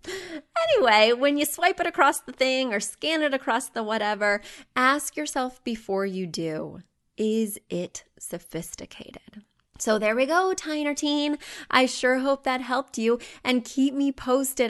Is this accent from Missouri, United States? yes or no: yes; Missouri, United States; I grew up in Missouri